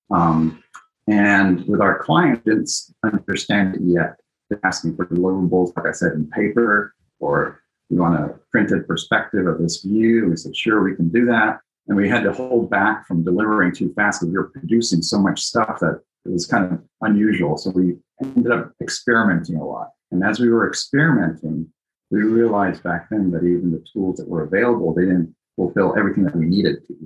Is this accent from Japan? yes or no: yes; Japan; also born or lived in Greece / Italy; I grew up in, I was born in Greece. I grew up in Japan and Italy, so all over the place.